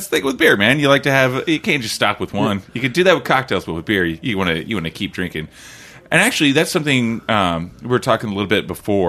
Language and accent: English; Oklahoma, United States; I'm from Oklahoma